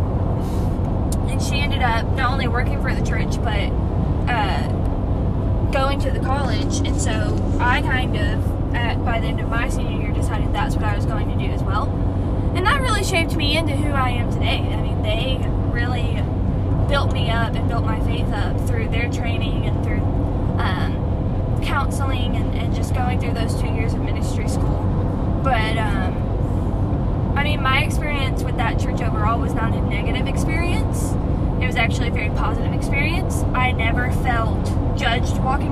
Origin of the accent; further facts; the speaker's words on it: Irondale, Alabama, United States; I grew up going to a private Christian school around the area of Irondale